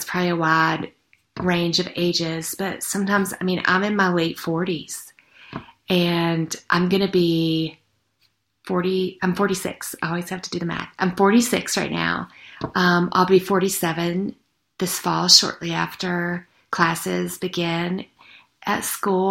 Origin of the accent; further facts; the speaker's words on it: the South, United States; that adage that I grew up with in the South